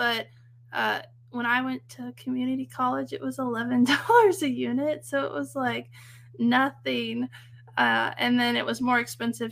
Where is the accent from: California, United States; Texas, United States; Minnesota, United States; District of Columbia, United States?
California, United States; Central Valley; I grew up in Central California and where all the agriculture is.